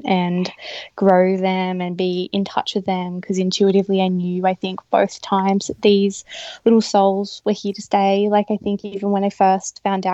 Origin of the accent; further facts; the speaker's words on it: Nambucca area, New South Wales, Australia; also born or lived in Blue Mountains; we're both from the Yeronga area, which is right near Nambucca, and we moved back to be close to our families